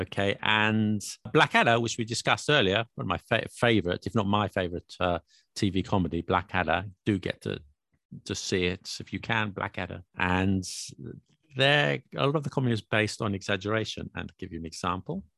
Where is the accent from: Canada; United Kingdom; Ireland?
United Kingdom; I'm British